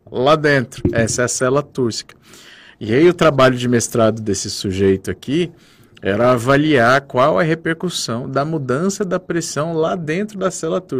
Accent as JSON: {"language": "Portuguese", "country": "Brazil", "said": "A gente é brasileiro"}